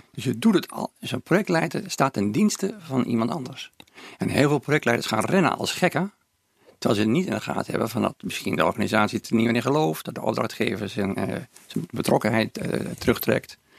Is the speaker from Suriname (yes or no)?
no; Groningen, Netherlands; moved away as an adult; now in Hilversum, Netherlands; ik ben het grootste gedeelte van mijn leven heb ik, als Groningen tenminste, hè, want ik ben nu geëmigreerd naar Hilversum. Ja. Dan heb ik het grootste gedeelte heb ik eh, dan toch in de stad gewoond